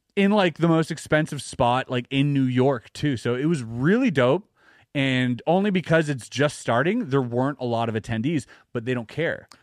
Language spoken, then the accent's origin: English; Canada; as a Canadian